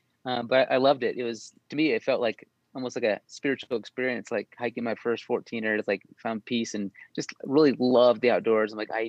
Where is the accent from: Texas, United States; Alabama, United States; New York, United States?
Texas, United States; also born or lived in Germany; Yeah, so it was mostly Texas. I spent probably 6 years in Germany. That's where I was born because of the active military duty with my dad. But my dad settled down mostly up and down 25, if you know Texas.